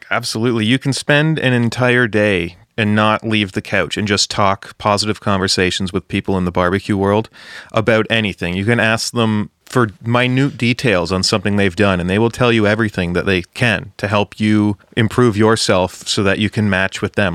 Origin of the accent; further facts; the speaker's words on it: Ontario, Canada; Ontario guy here, a hundred percent.